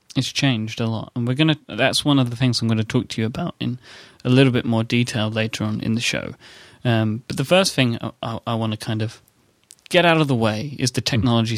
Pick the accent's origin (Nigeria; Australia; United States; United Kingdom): United Kingdom; London; accent: posh; I grew up in um, East London, mm-hmm. my whole life and was always considered to have less of a Cockney accent than my peers.